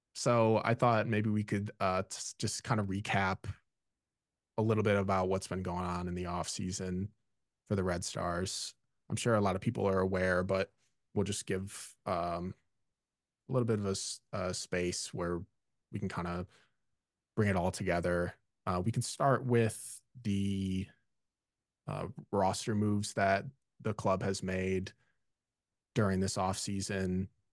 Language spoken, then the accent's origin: English; Illinois, United States; I grew up, I was born in Illinois. I grew up loving all things Chicago sports